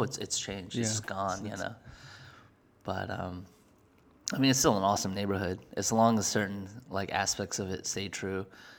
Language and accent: English; Edgemont, New York, United States; also born or lived in Queens, New York; No, I was born in Queens, and I grew up in a place called Edgemont, which was right north of Yonkers, right south of Scarsdale.